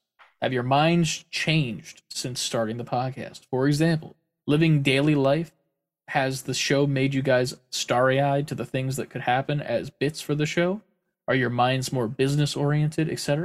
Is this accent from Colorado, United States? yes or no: no; Pennsylvania, United States; we are from Pennsylvania